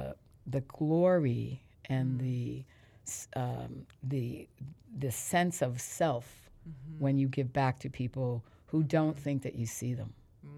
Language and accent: English; Philadelphia, Pennsylvania, United States; also born or lived in Reading; The town that I was born in is called Reading, Pennsylvania, which is right outside of Philly.